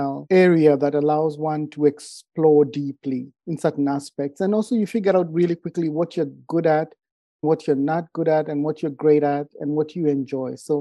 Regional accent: Kenya; moved away as an adult; also born or lived in California / Oregon; now in United States; I am originally from Kenya. I've been around the world and I moved to the States for school

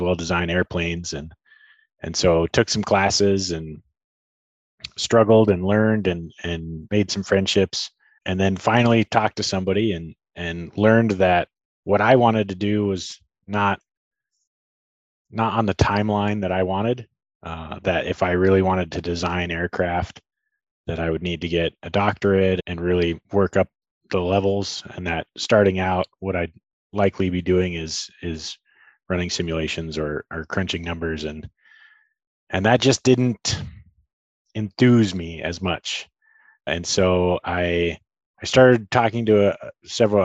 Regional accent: Tucson, Arizona, United States; I'm born and raised in Tucson and live here with my family

